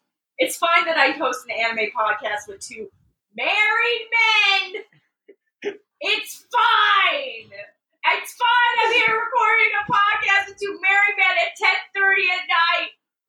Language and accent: English; New York, United States; I'm from New York.